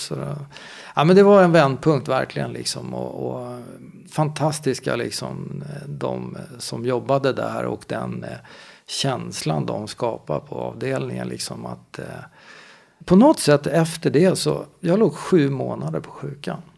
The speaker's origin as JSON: {"language": "Swedish", "town": "Stockholm", "region": "Stockholm County", "country": "Sweden", "tie": "born or raised there", "said": "jag är en Stockholmskille som är uppvuxen i, i Spånga. Eh, Bällsta, Vällingby, där i det området"}